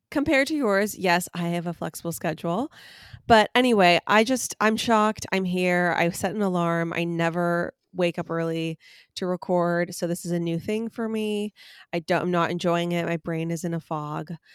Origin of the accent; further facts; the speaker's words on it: United States; I'm an American